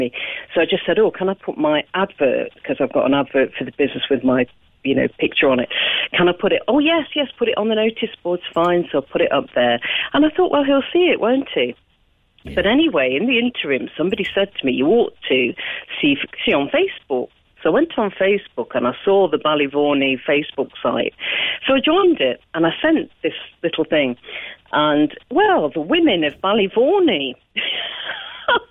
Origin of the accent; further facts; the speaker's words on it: England, United Kingdom; moved away as an adult; also born or lived in Nottingham; now in Macroom, Ireland; being English